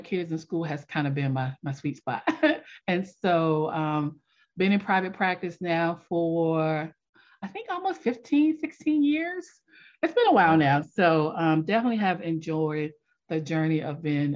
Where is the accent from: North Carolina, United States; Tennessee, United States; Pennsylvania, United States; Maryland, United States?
North Carolina, United States; Selma; also born or lived in Washington, D.C.; after a few months of being born in Washington, D.C., my family moved to Selma, North Carolina, and that's where I was raised